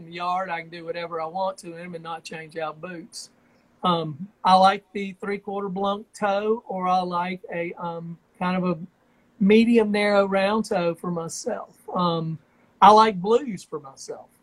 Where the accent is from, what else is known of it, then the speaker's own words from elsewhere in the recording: Georgia, United States; also born or lived in Tennessee / Albuquerque, New Mexico / Nashville, Tennessee; now in Brentwood, United States; I grew up in Georgia and Tennessee